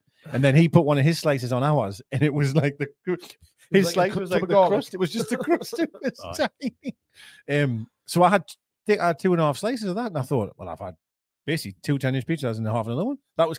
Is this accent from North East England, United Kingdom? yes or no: yes; Shields, North East England, United Kingdom; we're from Shields